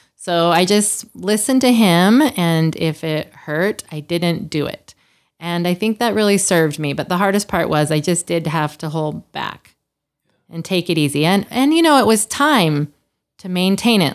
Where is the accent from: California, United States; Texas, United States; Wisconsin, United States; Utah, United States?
Utah, United States; Salt Lake City; moved away as an adult; also born or lived in Los Angeles; I'm from Salt Lake, and I wanted to come home.